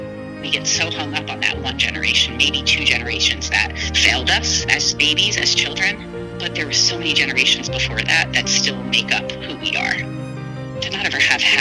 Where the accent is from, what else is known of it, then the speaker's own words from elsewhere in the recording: Northern New Jersey, United States; also born or lived in California; I was adopted when I was 2 years old in New Jersey, Northern Jersey